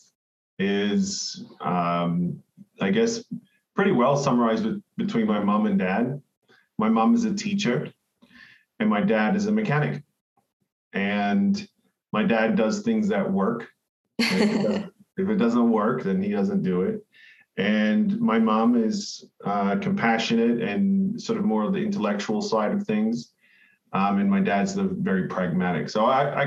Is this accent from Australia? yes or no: yes; Cairns, Queensland, Australia; I was born and raised in Cairns in Far North Queensland, Australia